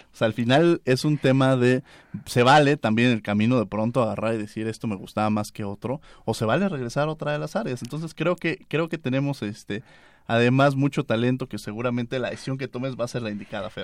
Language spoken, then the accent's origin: Spanish; Mexico; also born or lived in Mexico City; como mexicanos, independiente a la profesión que nos dedicamos, vivimos en un país como México